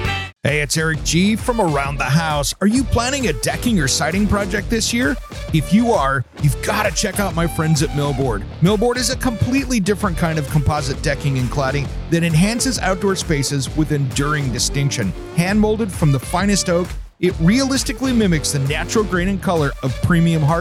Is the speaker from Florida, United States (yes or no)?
no; Seattle, Washington, United States; growing up in the Seattle area